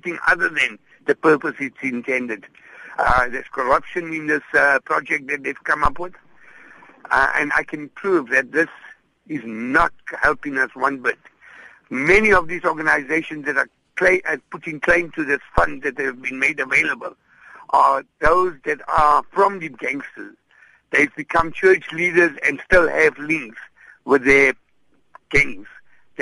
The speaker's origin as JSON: {"language": "English", "region": "Gauteng", "country": "South Africa", "moved": "yes", "lives_now": "Cape Town, South Africa", "said": "I come from Gauteng, and I know in the Gauteng area, practically every town has an indoor facility"}